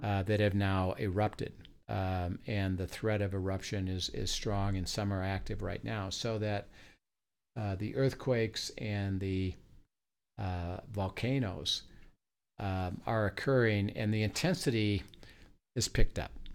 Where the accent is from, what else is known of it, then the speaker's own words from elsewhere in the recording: Midwest, United States; moved away as an adult; also born or lived in California; I'm from the Midwest, and I went to grad school in U S C